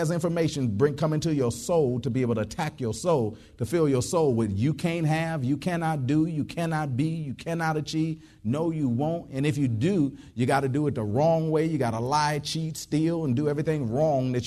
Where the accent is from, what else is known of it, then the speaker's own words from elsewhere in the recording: Detroit, Michigan, United States; moved away; I was from Detroit originally and stuff like that. And it get cold in Detroit.